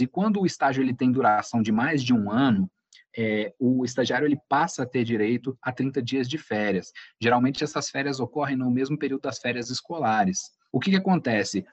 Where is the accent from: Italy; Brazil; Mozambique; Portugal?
Brazil; Guaçuí, Espírito Santo; Eu sou natural do interior do estado de Iguaçuí